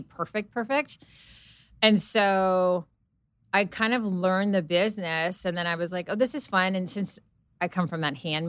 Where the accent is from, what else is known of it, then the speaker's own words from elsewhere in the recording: Serbia; English is a second language; so I grew up in Serbia around grandmothers and my mom that were constantly like knitting, sewing, like crocheting.